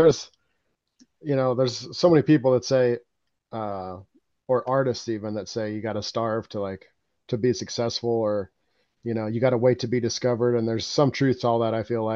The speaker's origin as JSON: {"language": "English", "region": "Colorado", "country": "United States", "moved": "as an adult", "lives_now": "South Dakota, United States", "said": "led me back out here to South Dakota, because I'm from Colorado"}